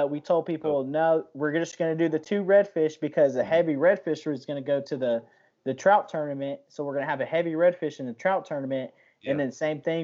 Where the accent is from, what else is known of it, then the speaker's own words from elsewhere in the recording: Texas, United States; we're from Texas